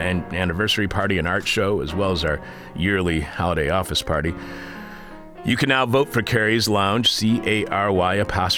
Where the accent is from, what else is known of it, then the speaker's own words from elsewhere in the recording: Chicago, Illinois, United States; As somebody who's been born and raised in Chicago, the people of Indiana are faceless, aren't they?